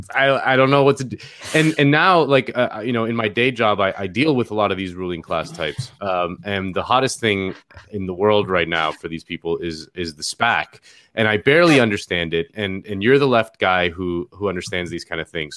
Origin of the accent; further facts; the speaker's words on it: Miami, Florida, United States; moved away; my hometown of Miami